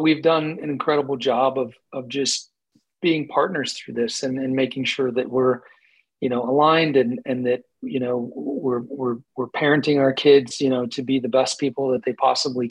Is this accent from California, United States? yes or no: no; Colorado, United States; also born or lived in Camp Lejeune, North Carolina; we moved all over until we settled in Colorado when I was five